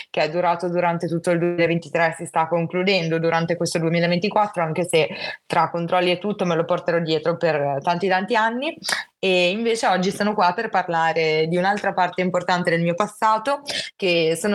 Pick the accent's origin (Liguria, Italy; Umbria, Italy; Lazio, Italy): Liguria, Italy; Genoa; ho 24 anni, sono di Genova, studio psicologia, mi sto per laureare